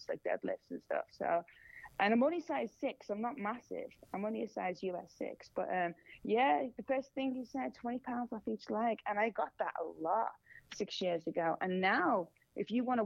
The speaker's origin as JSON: {"language": "English", "country": "Singapore", "moved": "as an adult", "lives_now": "Los Angeles, United States", "said": "I'm Singaporean"}